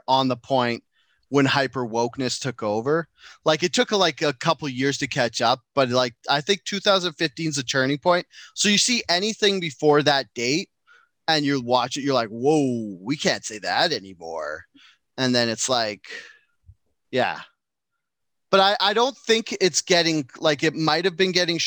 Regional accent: Enderby, British Columbia, Canada; I grew up in Ederby

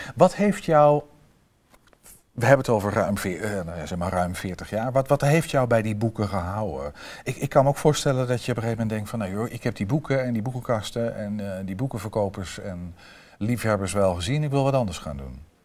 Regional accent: Vroomshoop, Overijssel, Netherlands; ik ben opgegroeid in Vrooms Hoop

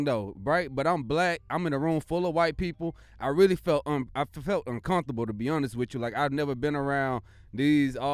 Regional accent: Missouri City, Texas, United States; I grew up in Mo City, Texas. You know, I'm a Mo City Southside baby. My pops lived in South Park, off South Seas, and my grandma in Herm Clark. So I'm legit Mo City Southside, Houston, Texas, born and raised

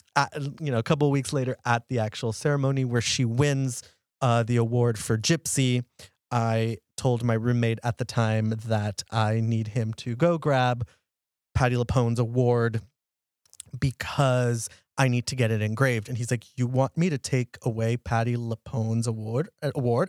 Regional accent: Texas, United States; I'm from Texas

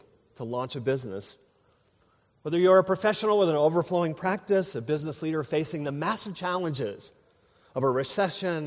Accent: Minnesota, United States; moved away; I grew up in Minnesota

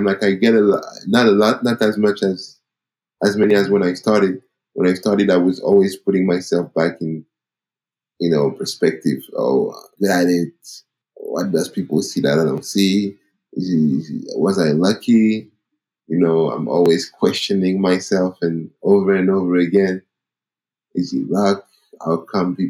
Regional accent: Paris, Île-de-France, France; I'm an African guy from Cameroon that was born and raised in Paris

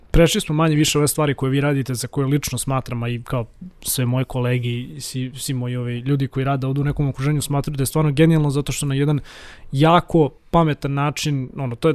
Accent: Belgrade, Serbia; ja sam inako iz Zemuna

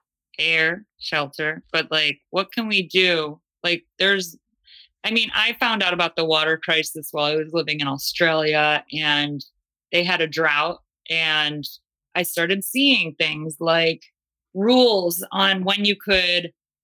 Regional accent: Great Lakes, United States; And I'm born and raised on the Great Lakes, so water was something I always took for granted.

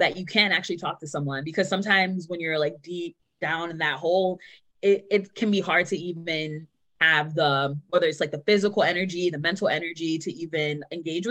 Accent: New York City, New York, United States; moved away as an adult; now in New Haven, United States; I grew up in Queens, New York, and I just moved to New Haven 6 months ago. So I'm very much a New Yorker, born and raised

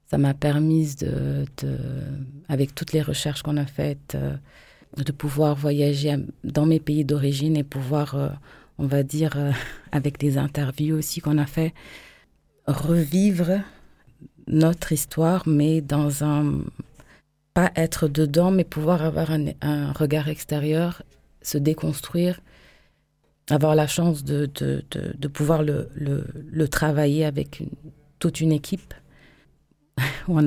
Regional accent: Bissau, Guinea-Bissau; moved away; je suis euh, née de parents euh, bissau-guinéens et capverdiennes. Je suis née à Bissau, en Guinée-Bissau, pays de l'Afrique de l'Ouest.

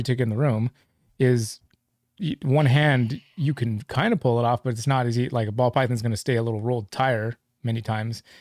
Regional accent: Livermore, California, United States; I grew up in Livermore

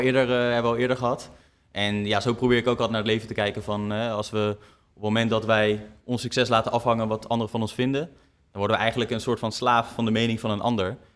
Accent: Netherlands; ons als Nederlanders

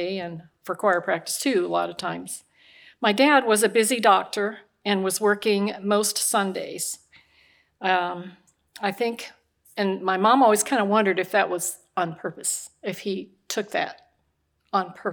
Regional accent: Omaha, Nebraska, United States; moved away; I was raised in Omaha, Nebraska

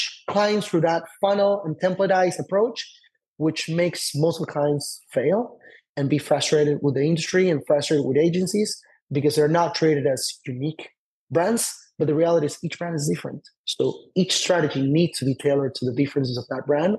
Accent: Argentina; also born or lived in Tel Aviv, Israel; now in United States; somebody that wasn't born and raised here in the US

